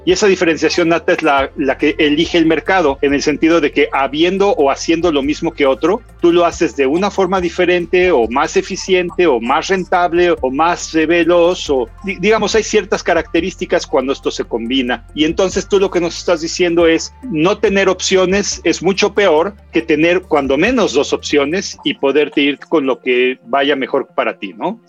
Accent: Mexico; como mexicano

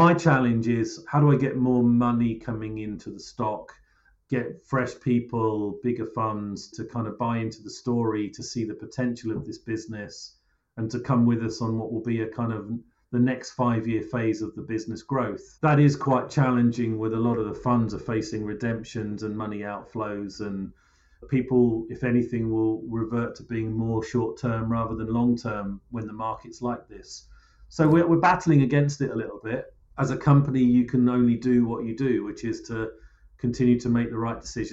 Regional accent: Cambridgeshire, East of England, United Kingdom; I grew up actually in Cambridgeshire, which is where I now live again and have done for a while.

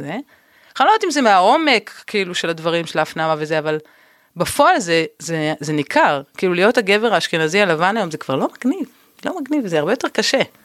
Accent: Tel Aviv, Tel Aviv District, Israel; וגדלתי כאן

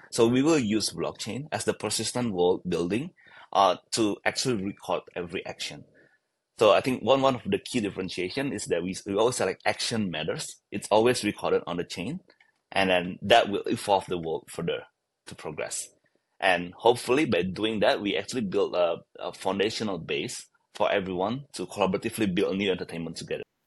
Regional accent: Bali, Indonesia; I was born in Bali

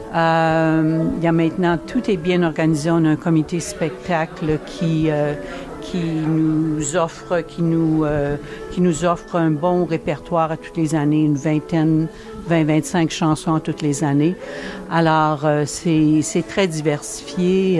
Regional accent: Asbestos, Quebec, Canada; je viens du Québec, je suis, euh, je suis québécoise, je viens de, de la ville d'Asbestos qui veut maintenant changer son nom. Alors, dans les cantons de l'Est

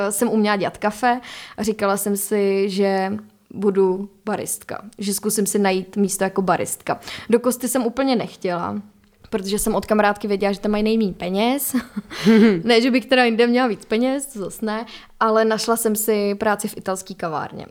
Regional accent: Czechia; u nás, jako Češi

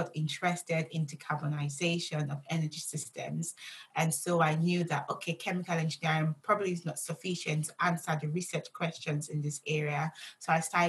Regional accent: Nigeria; I grew up in Nigeria.

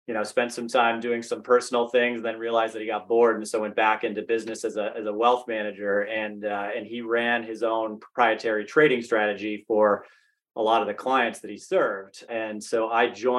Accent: Massachusetts, United States; moved away as an adult; also born or lived in North Carolina; I'm from Massachusetts originally, so really familiar with Fidelity, really wanted the chance to get back to the Northeast

